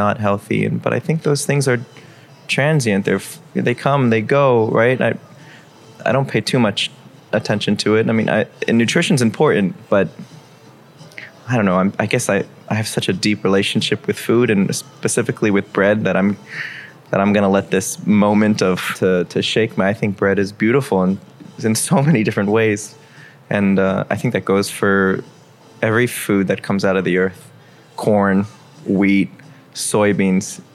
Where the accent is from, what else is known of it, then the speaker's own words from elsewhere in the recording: Miami, Florida, United States; I'm born and raised in Miami